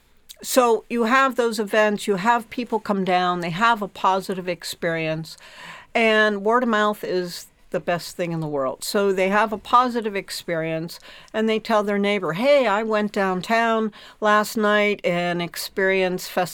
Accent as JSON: {"language": "English", "town": "Pittsburgh", "region": "Pennsylvania", "country": "United States", "said": "I'm from Pittsburgh, another steel town"}